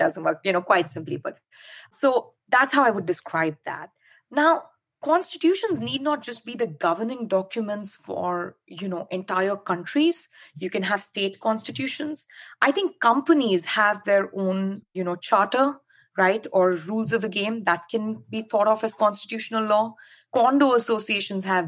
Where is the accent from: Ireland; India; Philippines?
India; now in United States; I grew up in India and, you know, I speak multiple Indian languages